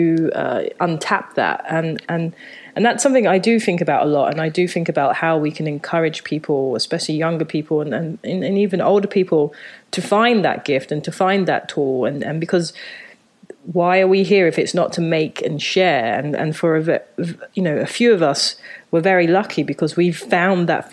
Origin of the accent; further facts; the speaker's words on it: London, United Kingdom; moved away as an adult; also born or lived in Japan; now in New York, United States; I grew up in Southeast London in a place called Thamesmead